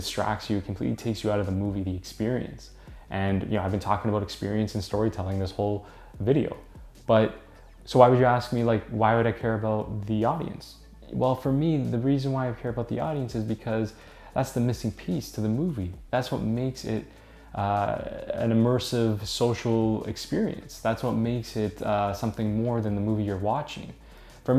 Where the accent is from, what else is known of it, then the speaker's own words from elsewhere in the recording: Toronto, Ontario, Canada; I'm from Toronto